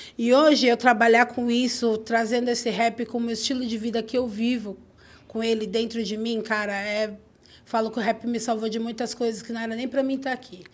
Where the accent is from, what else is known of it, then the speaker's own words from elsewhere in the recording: Cotia, São Paulo, Brazil; Eu nasci em Cotia